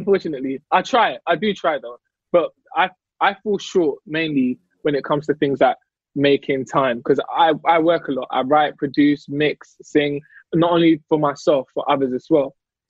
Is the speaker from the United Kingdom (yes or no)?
yes; London, United Kingdom; I'm British